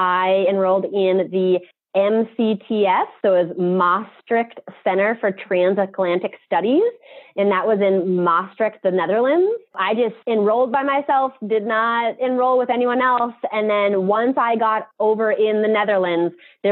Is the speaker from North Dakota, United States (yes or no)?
yes; Bismarck, North Dakota, United States; also born or lived in Mandan, North Dakota / Regan, North Dakota; me growing up in Mandan, Bismarck